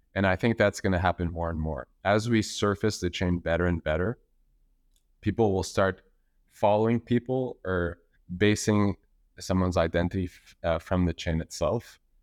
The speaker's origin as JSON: {"language": "English", "town": "Montreal", "region": "Quebec", "country": "Canada", "tie": "born or raised there", "said": "I'm from Montreal. know, living there since, since forever."}